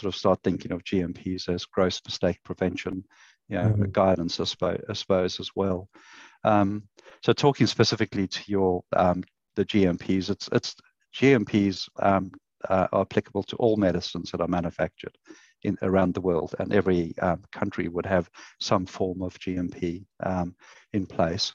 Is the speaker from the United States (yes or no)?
no; South Africa; moved away as an adult; also born or lived in Queensland, Australia; now in Australia; it's not a Queensland accent, so I came from South Africa and arrived in the country in 2001